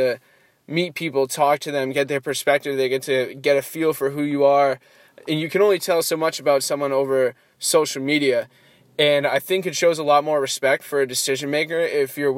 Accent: East Coast, United States; moved away as an adult; I am from the East Coast, I don't have any connections out here

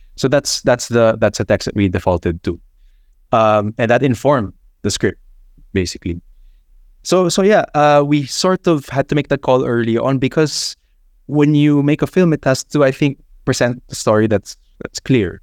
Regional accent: Philippines

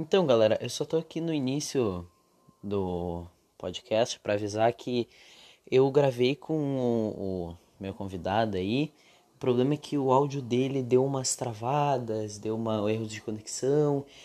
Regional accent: the South, Rio Grande do Sul, Brazil; a gente é do Sul, né? Então aqui tem o tem o Inter e o Grêmio

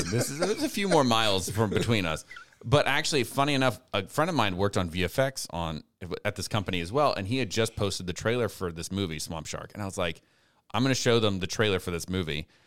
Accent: Lafayette, Louisiana, United States; now in Youngsville, United States; I'm originally from Lafayette. And, uh, uh, born and raised

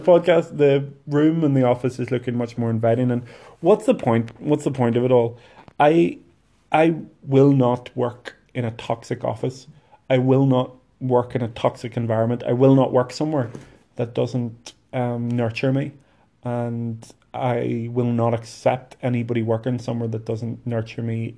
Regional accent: Lurgan, Northern Ireland, United Kingdom; Lurgan, which is my hometown

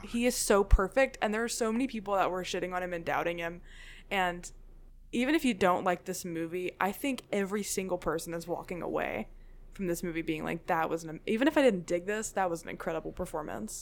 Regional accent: Memphis, Tennessee, United States; I'm from Memphis

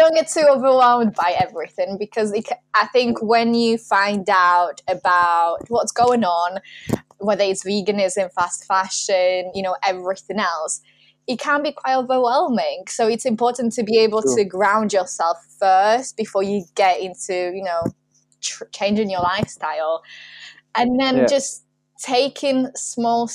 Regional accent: Warsaw, Masovian Voivodeship, Poland; moved away; I grew up in Warsaw

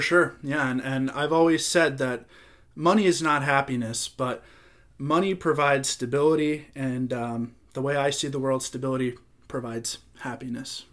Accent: Florida, United States; growing up in Florida

